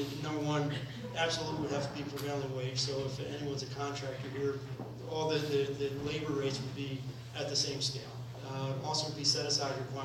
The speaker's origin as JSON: {"language": "English", "town": "Trenton", "region": "New Jersey", "country": "United States", "tie": "born or raised there", "said": "I was born in Trenton. My family's been here over 100 years"}